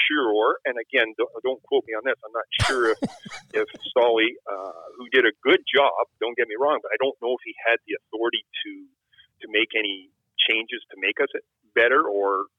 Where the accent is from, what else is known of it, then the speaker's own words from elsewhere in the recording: Toronto, Ontario, Canada; moved away; Toronto, which is, you know, my hometown, and my childhood dream was playing for the Leafs